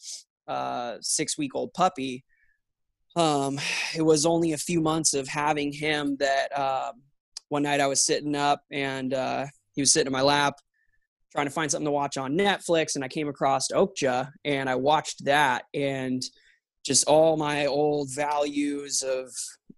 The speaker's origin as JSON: {"language": "English", "town": "Santa Clarita", "region": "California", "country": "United States", "tie": "born or raised there", "also_born_or_lived": "San Fernando Valley, Los Angeles", "said": "I was born in the Valley, the San Fernando Valley. And then I spent the vast majority of my upbringing in Santa Clarita, just north of the Valley"}